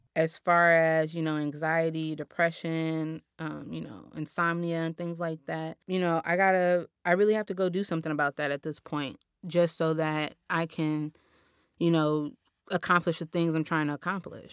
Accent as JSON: {"language": "English", "town": "Los Angeles", "region": "California", "country": "United States", "tie": "born or raised there", "said": "I was born and raised here in South Los Angeles"}